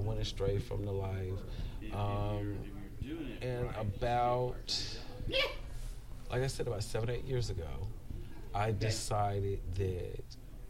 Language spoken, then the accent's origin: English; Charlotte, North Carolina, United States; moved away as an adult; now in Atlanta, United States; I'm originally from Charlotte, North Carolina.